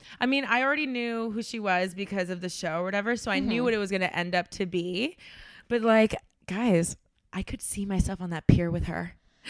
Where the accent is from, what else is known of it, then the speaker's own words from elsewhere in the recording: Miami, Florida, United States; Let me tell you, I'm from Miami.